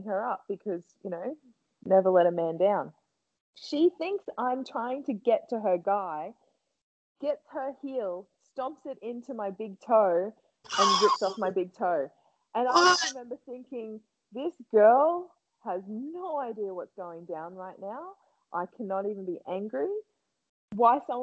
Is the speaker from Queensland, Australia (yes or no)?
yes; Gladstone, Queensland, Australia; my hometown, Gladstone, Central Queensland, in Australia